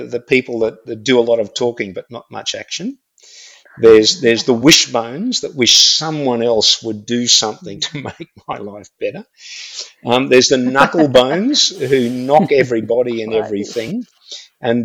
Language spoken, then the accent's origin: English; Australia; I'm an Aussie